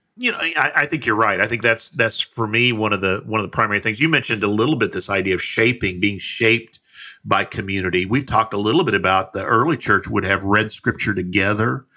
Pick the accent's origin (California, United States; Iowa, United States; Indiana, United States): Indiana, United States; South Central; I'm from South Central Indiana